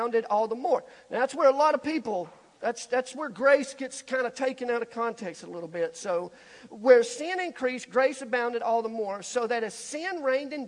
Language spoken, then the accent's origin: English; Alabama, United States; being born and raised in Alabama